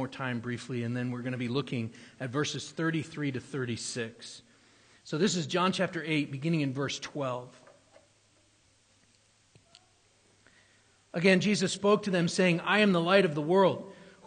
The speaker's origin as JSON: {"language": "English", "region": "New Hampshire", "country": "United States", "tie": "born or raised there", "moved": "yes", "said": "I grew up in New Hampshire"}